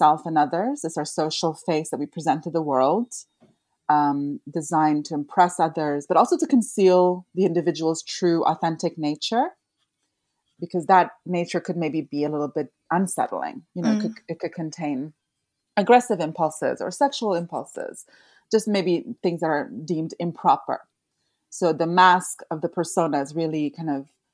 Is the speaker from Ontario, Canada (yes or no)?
no; Montreal, Quebec, Canada; in Montreal, my hometown